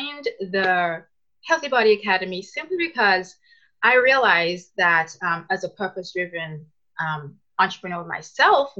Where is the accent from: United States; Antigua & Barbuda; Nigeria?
Antigua & Barbuda; now in Canada; I'm originally from Antigua, but I'm now living in Canada.